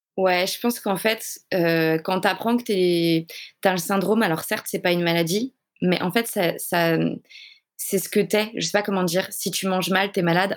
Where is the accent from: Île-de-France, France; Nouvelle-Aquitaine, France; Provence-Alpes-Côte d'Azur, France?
Île-de-France, France; Paris; Je suis de Paris.